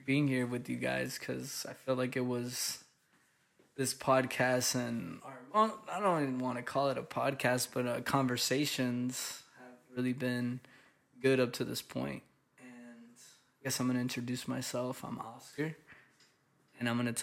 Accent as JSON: {"language": "English", "region": "Maryland", "country": "United States", "tie": "born or raised there", "moved": "as an adult", "lives_now": "Los Angeles, United States", "said": "I'm originally born and raised in Maryland. I lived there for 21 years of my life with my family"}